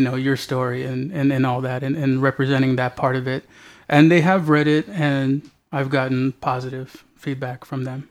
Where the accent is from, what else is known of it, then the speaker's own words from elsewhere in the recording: Alhambra, California, United States; now in San Antonio, United States; I'm originally from Alhambra, California. But my family's from here